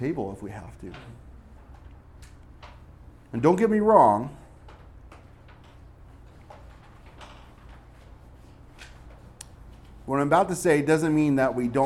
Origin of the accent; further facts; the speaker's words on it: Northeast, United States; moved away; growing up in the Northeast